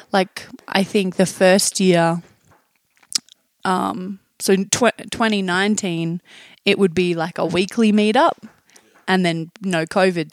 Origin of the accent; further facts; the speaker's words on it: Tasmania, Australia; moved away as an adult; now in Taos, United States; I'm from Tasmania under Australia.